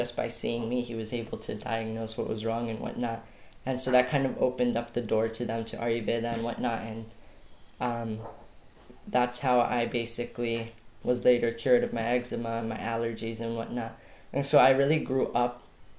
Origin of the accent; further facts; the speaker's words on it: New Jersey, United States; moved away as an adult; also born or lived in Costa Rica; now in San Juanillo, Costa Rica; I was born in New Jersey, so the United States. So I lived most of my life there, but I've been living the last 6 years now in Costa Rica.